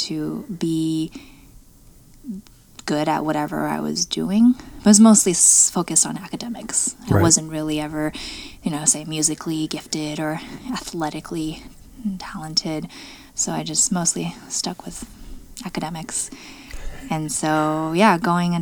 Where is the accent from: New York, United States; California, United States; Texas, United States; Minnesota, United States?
California, United States; Los Angeles; also born or lived in China; I moved to America when I was 5